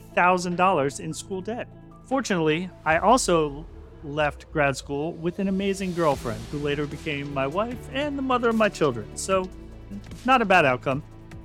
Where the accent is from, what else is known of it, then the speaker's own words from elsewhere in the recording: Connecticut, United States; also born or lived in New Jersey / Deltona, Florida; Going back, way back, I grew up in Connecticut and later New Jersey before finally moving to Deltona, Florida, where I went to high school.